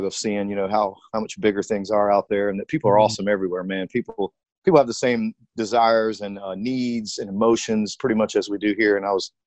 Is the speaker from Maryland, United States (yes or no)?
no; Greensboro, North Carolina, United States; I grew up in North Carolina. I live here now. Grew up in the Triad in Greensboro